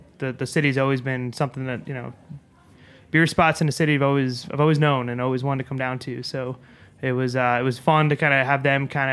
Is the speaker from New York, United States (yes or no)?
yes; New York, United States; we're both from New York here